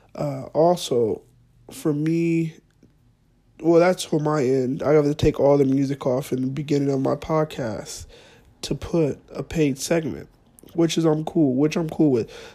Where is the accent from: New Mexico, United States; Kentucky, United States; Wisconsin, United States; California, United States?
California, United States; Fresno; moved away as an adult; also born or lived in Monterey